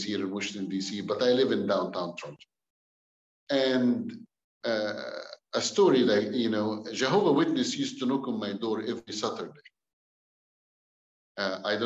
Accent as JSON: {"language": "English", "town": "Cairo", "region": "Cairo Governorate", "country": "Egypt", "tie": "born or raised there", "also_born_or_lived": "Alexandria, Egypt", "second_language": "English", "moved": "as an adult", "lives_now": "Canada", "said": "I was born in Egypt, Cairo. I was born from a Muslim family back home in Egypt."}